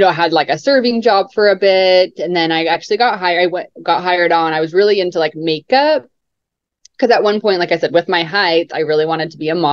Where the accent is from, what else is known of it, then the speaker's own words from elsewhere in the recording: Utah, United States; also born or lived in Salt Lake City, Utah / Mount Pleasant, Utah; I was born in Salt Lake City, Utah